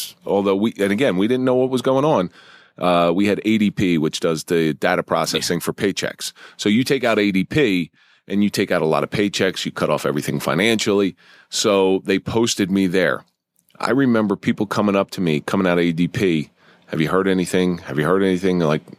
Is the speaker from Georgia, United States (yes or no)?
no; Atlantic City, New Jersey, United States; now in New York, United States; Well, I remember the first time I moved up here from South Jersey. I'd never been to New York.